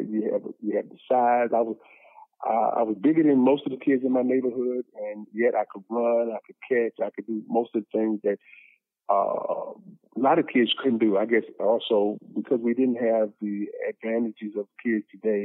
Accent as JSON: {"language": "English", "town": "Newport News", "region": "Virginia", "country": "United States", "tie": "born or raised there", "moved": "as an adult", "said": "I grew up in Newport News, Virginia, which is in the Tidewater area of Virginia"}